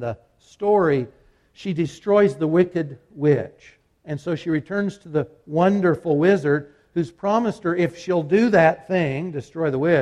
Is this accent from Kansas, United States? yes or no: yes; Kansas, United States; I'm from Kansas